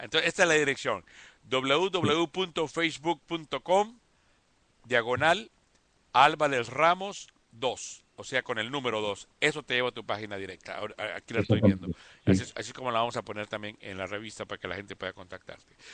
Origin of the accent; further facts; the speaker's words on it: Costa Rica; Costa Rica, que es mi tierra